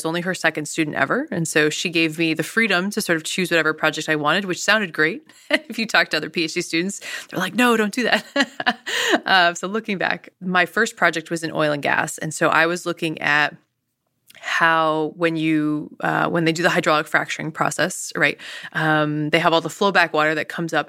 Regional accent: New York, United States; I think growing up in the Adirondacks, essentially, we were right above, right, the Adirondacks, and hiking every day.

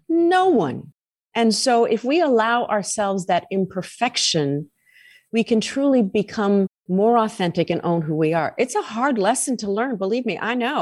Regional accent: United States; also born or lived in Tampa / Boston; I'm an American

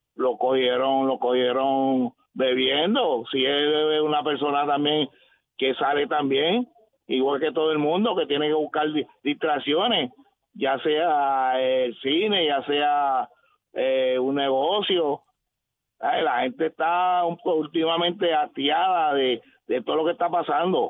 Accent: Carolina, Puerto Rico; Yo soy residente de Carolina desde que nací

